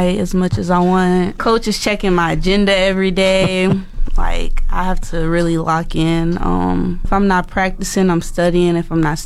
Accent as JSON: {"language": "English", "town": "Omaha", "region": "Nebraska", "country": "United States", "also_born_or_lived": "Iowa", "moved": "as an adult", "lives_now": "Fort McMurray, Canada", "said": "I'm from Omaha, Nebraska"}